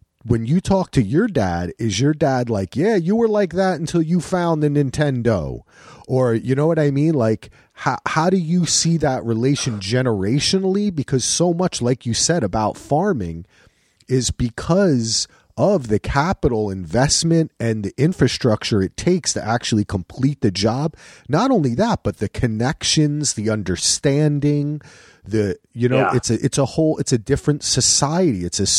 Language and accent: English; New Jersey, United States; And I'm from the Garden State.